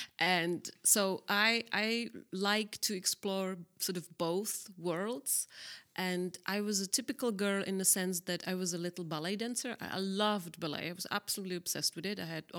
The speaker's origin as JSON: {"language": "English", "region": "South Moravian Region", "country": "Czechia", "tie": "born or raised there", "second_language": "English", "said": "I am a girl from Southern Moravia. I am actually a country girl. I was, which is quite funny that I realized it, that I actually was born into a house with no plumbing and no running water in the late 70s."}